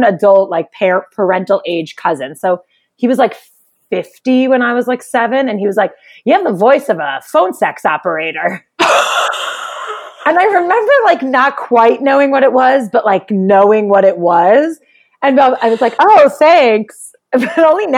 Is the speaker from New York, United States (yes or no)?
yes; New York City, New York, United States; accent: New York; moved away as an adult; now in Los Angeles, United States; I grew up, I was born and raised in Brooklyn in New York.